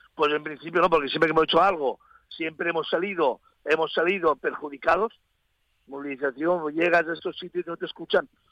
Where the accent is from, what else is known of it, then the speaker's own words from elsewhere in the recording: Spain; somos nosotros, los españoles